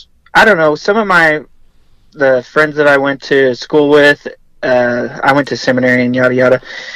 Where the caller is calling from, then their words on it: Texas, United States; I'm in Texas.